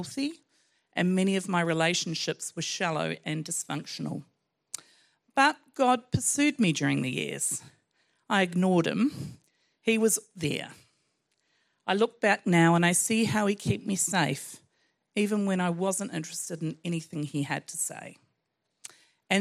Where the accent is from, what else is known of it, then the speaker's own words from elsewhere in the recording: New Zealand; I was brought up in New Zealand, a child of the 60s